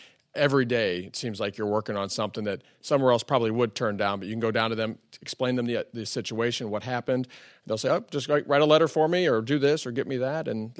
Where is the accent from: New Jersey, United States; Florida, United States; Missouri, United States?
Missouri, United States; Sullivan; we grew up in between Sullivan and another town. We grew up in the country out that way, but I went to high school there.